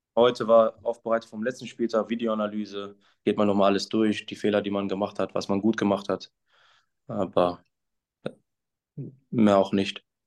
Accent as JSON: {"language": "German", "town": "Essen", "region": "North Rhine-Westphalia", "country": "Germany", "tie": "born or raised there", "moved": "as an adult", "lives_now": "Münster, Germany", "said": "ich bin in Essen geboren, das ist meine Heimatstadt"}